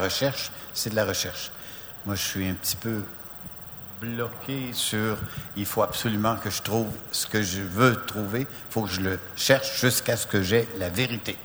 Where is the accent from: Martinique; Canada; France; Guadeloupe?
Canada; Amos, Quebec; Je suis d'Amos